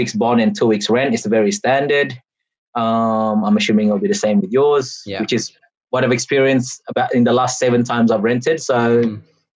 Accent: Australia; I've done multiple moves in my, you know, in my time in Australia, whether as a kid or as an adult

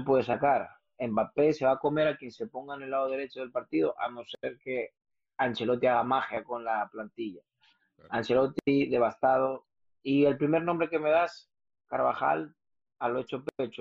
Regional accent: Brazil; now in Spain; yo soy brasileño

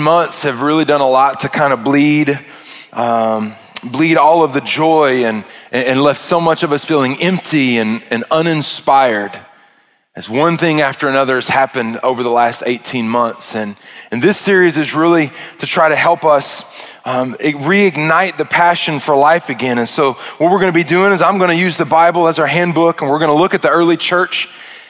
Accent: Arkansas, United States; I'm from Arkansas and I am a redneck

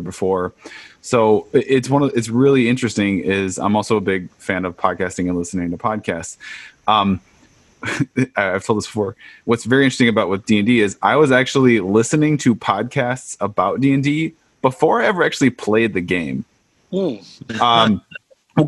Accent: Chicago, Illinois, United States; moved away; We're both originally from Chicago

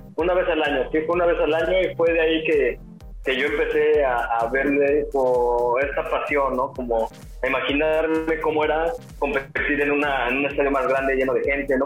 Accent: Mexico City, Mexico; moved away; also born or lived in Puerto Vallarta; yo soy de la Ciudad de México

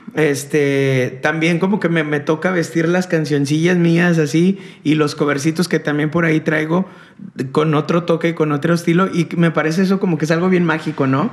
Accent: León, Guanajuato, Mexico; now in Monterrey, Mexico; yo soy de León

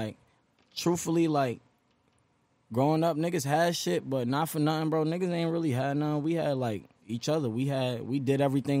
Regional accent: Inwood, New York, United States; I'm from Inwood, Nassau County, Long Island.

